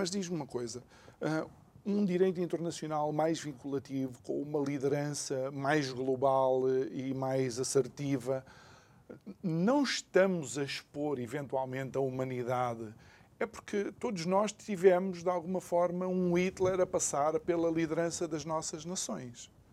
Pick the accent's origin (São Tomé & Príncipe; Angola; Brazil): Angola; eu sendo angolano